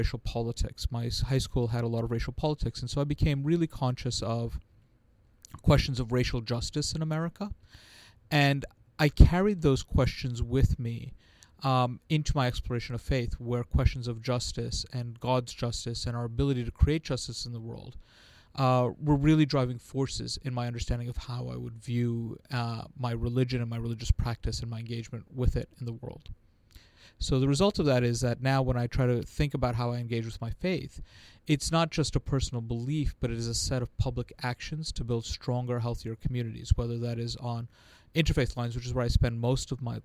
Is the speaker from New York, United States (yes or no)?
yes; New York, United States; So I grew up in New York, in perhaps the time where most people recognize it for the Fort Apache, the Bronx, and the Warriors